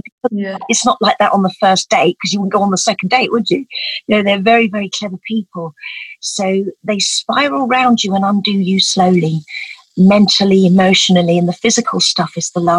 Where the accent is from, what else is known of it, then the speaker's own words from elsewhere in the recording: Essex, East of England, United Kingdom; I grew up in Essex, that's where I was born